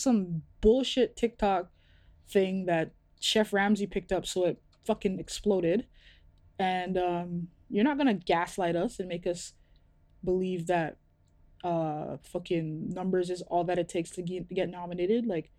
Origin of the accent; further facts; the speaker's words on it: Toronto, Ontario, Canada; when shit opens up and I'm out and I say I'm from Toronto and I have to hear banter about …